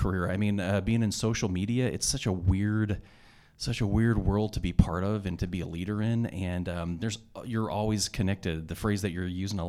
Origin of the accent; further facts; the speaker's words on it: Arkansas, United States; now in Boise, United States; I'm from Arkansas